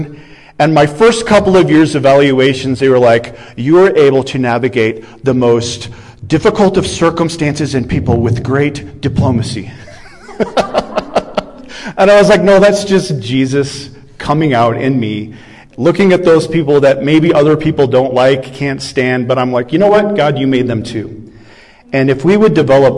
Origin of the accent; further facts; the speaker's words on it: Iowa, United States; I'm a Midwestern boy. I come from Iowa.